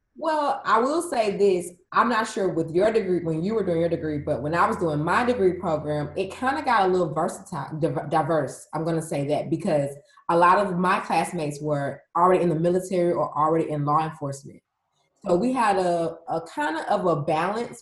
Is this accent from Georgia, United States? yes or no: yes; Atlanta, Georgia, United States; I am a resident born and raised in Atlanta, Georgia